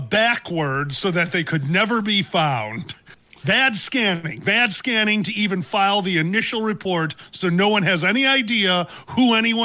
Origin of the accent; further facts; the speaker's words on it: Chicago, Illinois, United States; because I'm from Chicago.